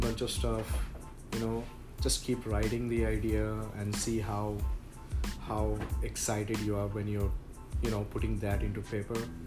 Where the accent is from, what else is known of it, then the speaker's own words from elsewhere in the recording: India; moved away as an adult; now in United States; I grew up in a different culture. So I came from India just 5 years back